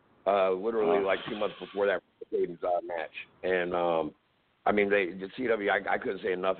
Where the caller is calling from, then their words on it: Virginia Beach, United States; I'm calling from Virginia Beach, Virginia, or Northern Virginia